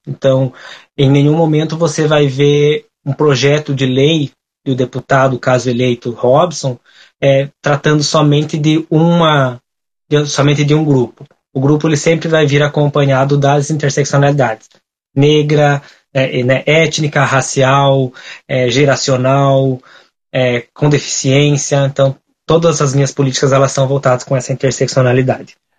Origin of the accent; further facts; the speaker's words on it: General Carneiro, Paraná, Brazil; eu sou natural do município de General Carneiro, é uma, um município no extremo sul do estado do Paraná